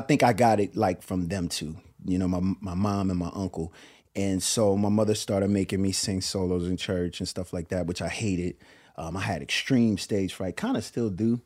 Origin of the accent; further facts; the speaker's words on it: Willingboro, New Jersey, United States; where I'm from, Willowboro, New Jersey